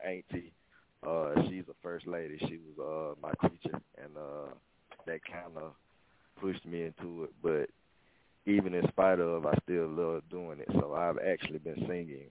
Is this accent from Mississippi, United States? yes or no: yes; Laurel, Mississippi, United States; at Laura High School, I'm from Laura, Mississippi